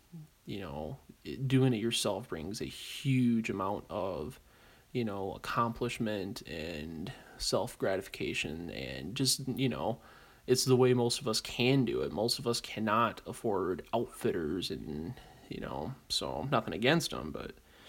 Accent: Great Lakes, United States; So, being as I'm from the Great Lakes, probably lean a little more towards that due to geographical reasons.

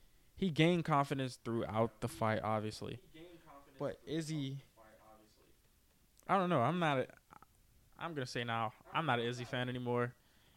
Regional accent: United States; I'm an American.

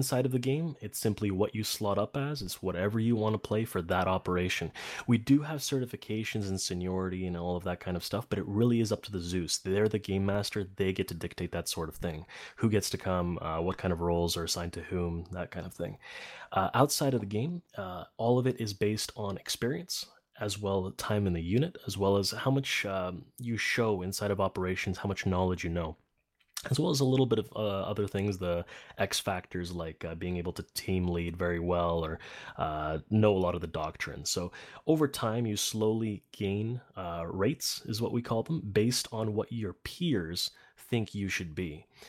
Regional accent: Poland; now in Canada; I was born in Poland. I was there for most of my life. But I live in Canada now. I got the citizenship here.

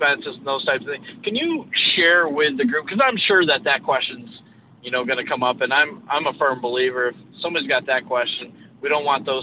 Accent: New York, United States; I'm from New York

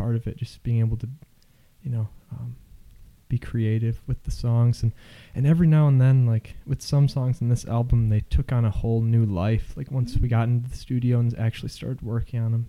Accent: Okemos, Michigan, United States; I grew up in Okemos

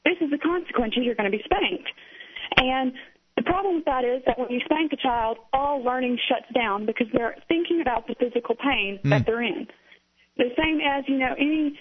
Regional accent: the South, United States; now in Tennessee, United States; I am, from the South. I was born and raised in the Bible Belt

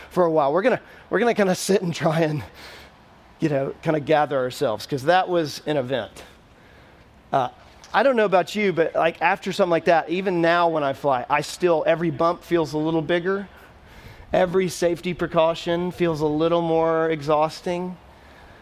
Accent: Texas, United States; now in Nashville, United States; when I was younger, growing up in Texas

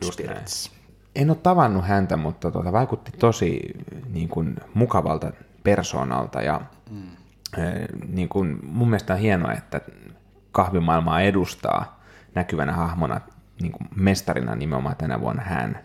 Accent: Helsinki, Uusimaa, Finland; täällä koti-Suomessa, Helsingissä, kotikaupungissani

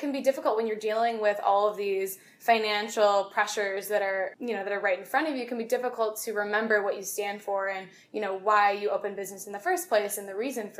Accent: Chicago, Illinois, United States; I'm from Chicagoland area

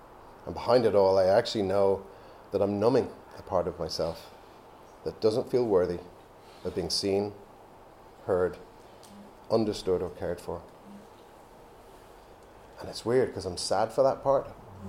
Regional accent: Belgium; also born or lived in England; But I wasn't born in France, I was born in England. And I was confused, even at the age of 2, about where I was from. My parents had met here, had me here. Now they were back in Belgium

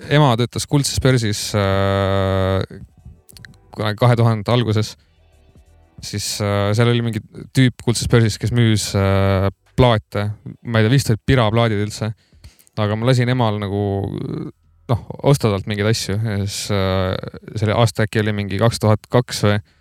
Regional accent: Tartu, Tartu County, Estonia; sündisin Tartus Maarja mõisa haiglas

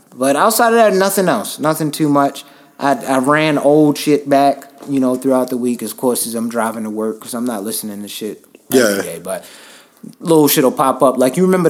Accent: Virginia, United States; Yo, I'm from Virginia.

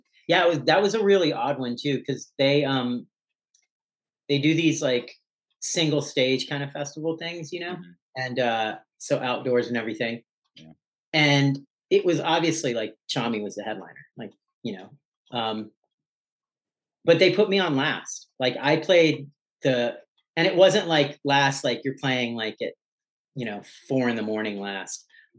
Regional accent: Hawaii, United States; also born or lived in New Zealand; now in Los Angeles, United States; I was born in New Zealand, but raised kind of in Hawaii and then bounced around the States a lot. But LA is the place I've lived the longest at this point in my life.

